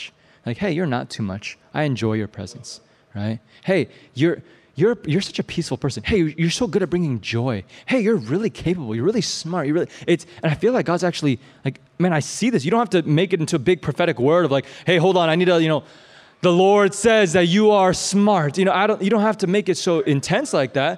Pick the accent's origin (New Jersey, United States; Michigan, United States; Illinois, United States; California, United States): Illinois, United States; Champaign; I grew up in Champaign, Illinois. I grew up behind a cornfield